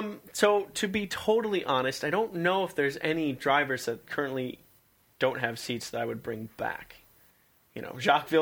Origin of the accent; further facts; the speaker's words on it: United States; But as Americans, for us, at least for me